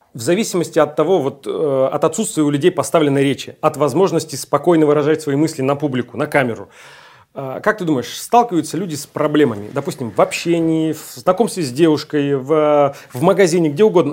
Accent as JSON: {"language": "Russian", "region": "Urals", "country": "Russia", "tie": "born or raised there", "also_born_or_lived": "Siberia", "moved": "yes", "said": "я с Сибири, но выросли, вырос я тоже на Урале"}